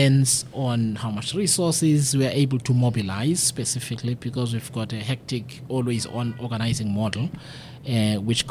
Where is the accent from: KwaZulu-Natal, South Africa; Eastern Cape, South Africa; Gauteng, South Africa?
Eastern Cape, South Africa; Mthatha; I come from Mthatha